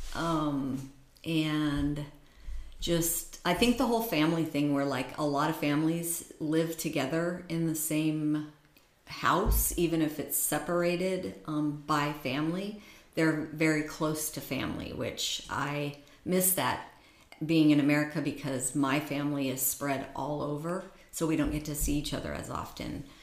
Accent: United States; being an American

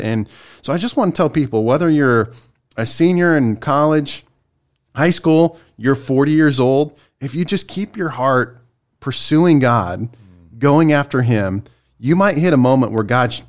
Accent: Spartanburg, South Carolina, United States; I came from Spartanburg, South Carolina.

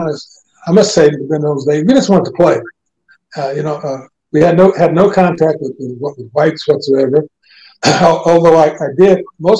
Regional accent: Indianapolis, Indiana, United States; I grew up in Indianapolis, on the west side of town, in the ghetto.

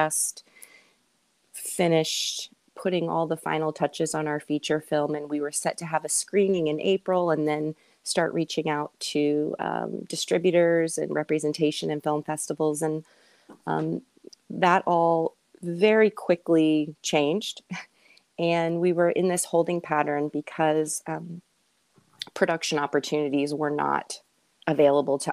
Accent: Richmond, Virginia, United States; also born or lived in Winchester, Virginia; I'm from Richmond originally

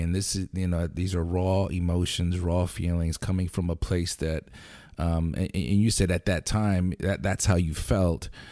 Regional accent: Lancaster, Pennsylvania, United States; we're from Lancaster.

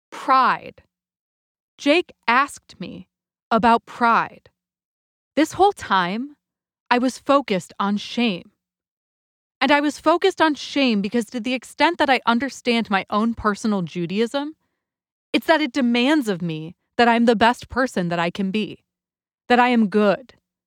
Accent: United States; we, as American Jews, are living through right now

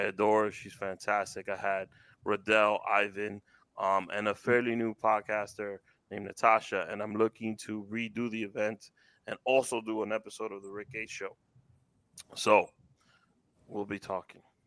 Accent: New York City, New York, United States; Growing up in Washington Heights, after softball games on Saturdays or after school

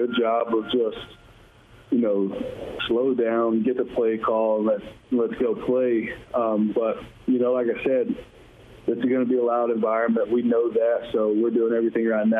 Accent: Georgia, United States; moved away as an adult; playing in front of my home fans pretty much, especially with, like, from being from Georgia.

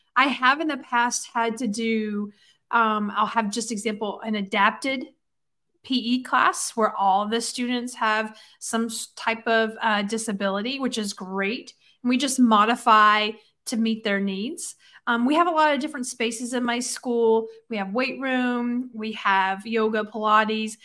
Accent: Alabama, United States; accent: Southern; moved away as an adult; I am from Alabama

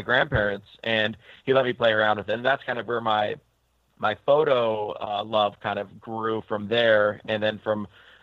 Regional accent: Longview, Washington, United States; now in Portland, United States; I grew up in Longview, Washington, or Washington.

